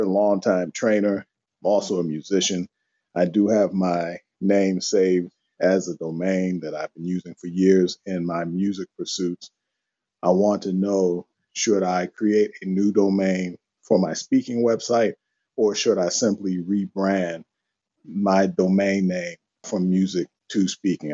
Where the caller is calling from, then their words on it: Maryland, United States; I'm calling from Maryland.